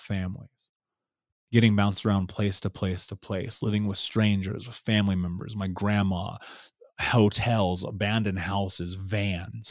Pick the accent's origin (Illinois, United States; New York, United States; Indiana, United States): Indiana, United States; Indianapolis; So I grew up in Indianapolis, in Indiana